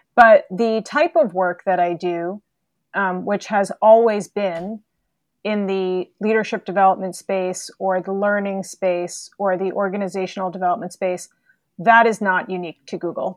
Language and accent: English; New York City, New York, United States; also born or lived in Massachusetts; I am a native New Yorker, born and raised in New York City